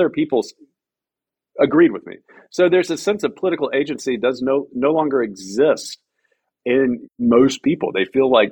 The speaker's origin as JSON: {"language": "English", "region": "Deep South", "country": "United States", "tie": "born or raised there", "moved": "yes", "said": "I grew up in the South. I grew up in the deep South"}